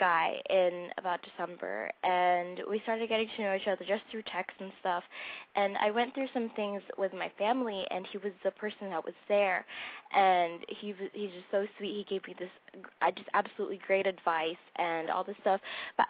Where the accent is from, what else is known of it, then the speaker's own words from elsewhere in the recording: Chino Hills, California, United States; I'm 16. I'm from Chino Hills.